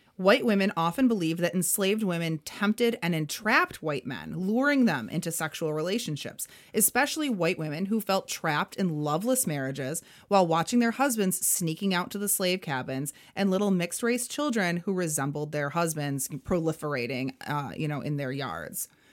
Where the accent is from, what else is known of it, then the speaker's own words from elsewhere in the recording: United States; I'm American